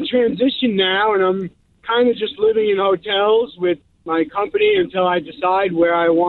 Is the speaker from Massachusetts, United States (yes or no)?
no; New York City, New York, United States; also born or lived in Knoxville, Tennessee; now in Boston, United States; Originally from New York City, Staten Island, New York.